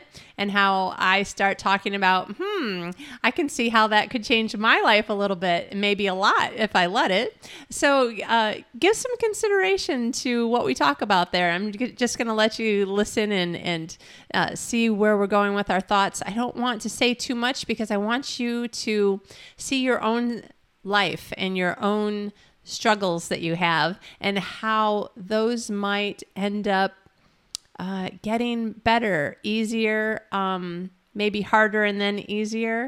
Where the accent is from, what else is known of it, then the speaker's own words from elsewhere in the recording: Midwest, United States; I'm a Midwesterner as well